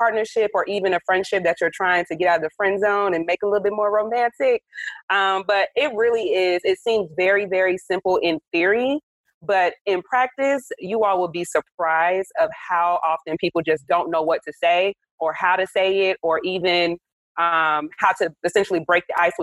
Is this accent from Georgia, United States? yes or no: yes; Atlanta, Georgia, United States; I'm from Atlanta. I live in Atlanta